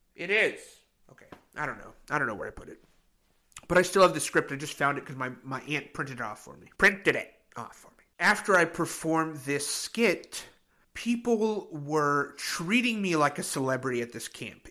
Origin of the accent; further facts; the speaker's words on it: Oregon, United States; moved away as an adult; also born or lived in Grand Rapids, Michigan; I'm from Oregon, which sits right below Washington